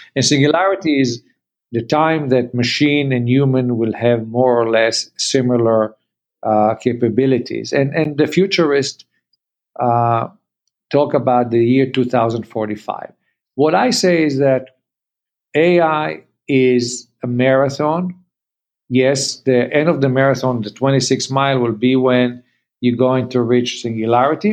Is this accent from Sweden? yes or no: no; Canada; we are Canadian